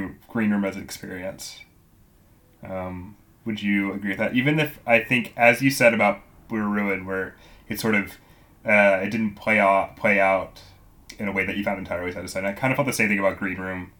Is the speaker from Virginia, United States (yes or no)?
yes; Virginia, United States; moved away; also born or lived in Pennsylvania; Virginia, the state where I'm from, and that Macon Blair went to school in my hometown.